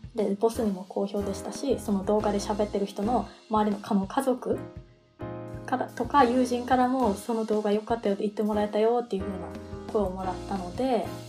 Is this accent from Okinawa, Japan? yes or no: yes; Okinawa, Japan; moved away as an adult; now in Melbourne, Australia; 沖縄出身なのであの沖縄の米軍基地内で無料の英語教室があったりしたのでそれに参加して